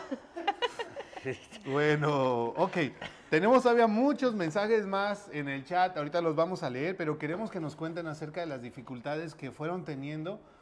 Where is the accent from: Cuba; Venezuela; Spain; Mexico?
Mexico; como mexicano, pretexto no nos hacen